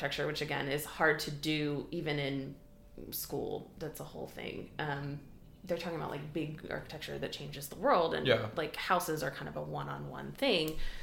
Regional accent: Michigan, United States; I grew up in Midwestern Michigan

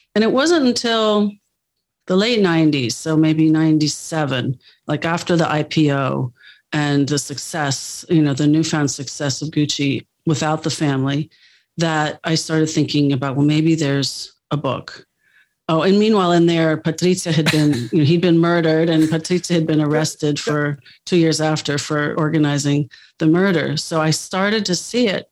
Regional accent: United States; moved away as an adult; also born or lived in Milan

